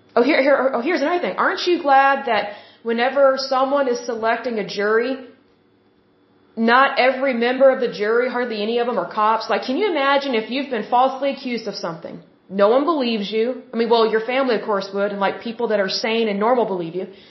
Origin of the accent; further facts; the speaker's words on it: Oklahoma, United States; I'm from Oklahoma